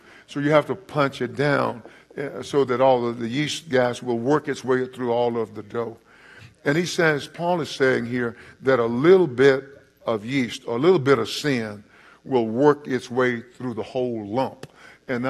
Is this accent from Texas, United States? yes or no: yes; East Texas, United States; I'm from East Texas. We talk very slow, very slowly